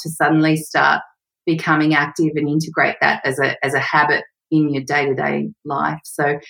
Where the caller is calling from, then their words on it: Sydney, New South Wales, Australia; Hey, Sam. I'm in Newtown in Sydney, Australia.